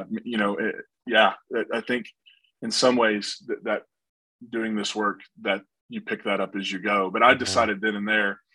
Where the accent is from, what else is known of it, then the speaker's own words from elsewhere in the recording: Kentucky, West Virginia border town, Appalachia, United States; I was born in the Appalachian region. So I'm from a Kentucky, West Virginia border town